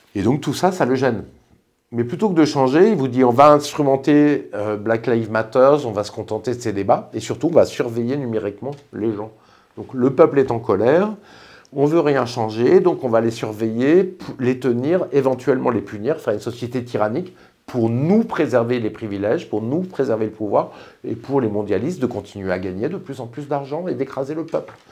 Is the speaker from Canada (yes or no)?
no; France; je suis français